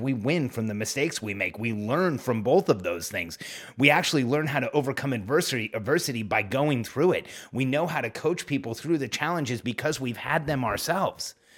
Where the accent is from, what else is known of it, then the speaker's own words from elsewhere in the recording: California, United States; moved away as an adult; also born or lived in Mexico / Orlando; raised in California.